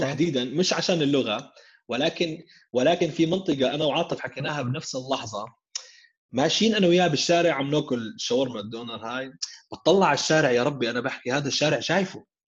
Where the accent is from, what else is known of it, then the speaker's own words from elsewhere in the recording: Jordan; عندنا بالاردن